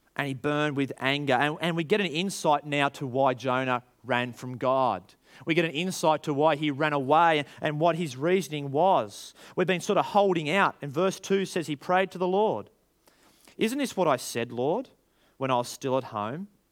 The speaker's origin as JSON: {"language": "English", "country": "Australia"}